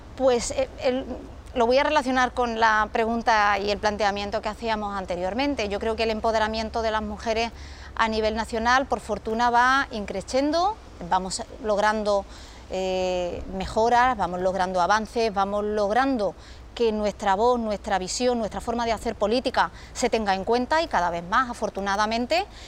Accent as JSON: {"language": "Spanish", "region": "Ceuta", "country": "Spain", "said": "en mi pueblo, en Ceuta"}